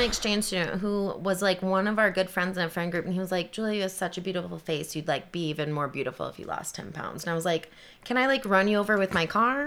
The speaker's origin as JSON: {"language": "English", "town": "Kalamazoo", "region": "Michigan", "country": "United States", "also_born_or_lived": "Detroit, Michigan", "moved": "as an adult", "said": "I'm from Kalamazoo, Michigan."}